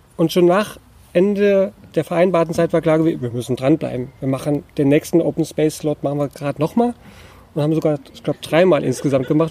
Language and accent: German; Hunsrück, Rhineland-Palatinate, Germany; Ronnefeld im Hunsrück in meiner Heimat